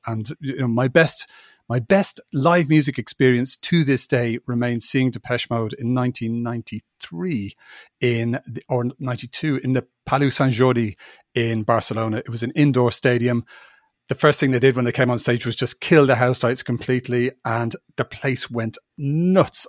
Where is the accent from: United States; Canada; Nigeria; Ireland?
Ireland; moved away as an adult; also born or lived in United Kingdom; I'm from Ireland and you know but I'm an Irish citizen